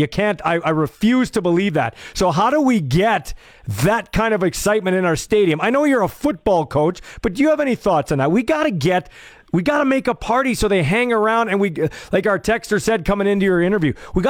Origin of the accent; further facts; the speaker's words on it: Canada; I'm a nationalist, I'm Canadian, I love the Canadian Football League, I grew up with it.